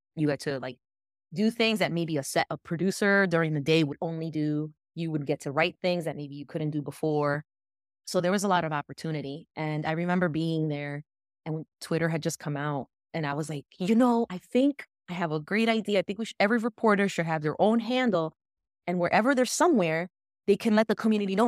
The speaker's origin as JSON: {"language": "English", "town": "West New York", "region": "New Jersey", "country": "United States", "tie": "born or raised there", "said": "I grew up in West New York, New Jersey, y aquí es, dominan los latinos"}